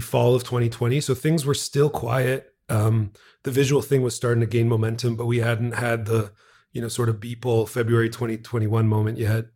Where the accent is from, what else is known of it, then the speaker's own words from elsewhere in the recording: Montreal, Quebec, Canada; I'm from Montreal, Quebec, Canada. born and raised.